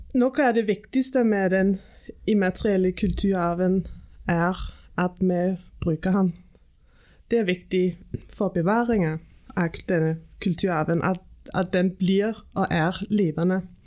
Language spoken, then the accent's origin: Norwegian; Silkeborg, Central Denmark Region, Denmark; Norwegian is a second language; moved away as an adult; also born or lived in England / Greenland; now in Suldal, Norway; Jeg er født og oppvokst i Danmark